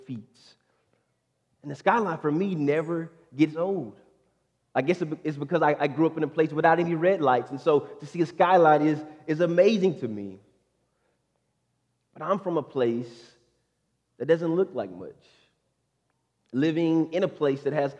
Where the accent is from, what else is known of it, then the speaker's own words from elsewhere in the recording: Stateline, Mississippi, United States; now in Houston, United States; a small town country boy who grew up in Stateline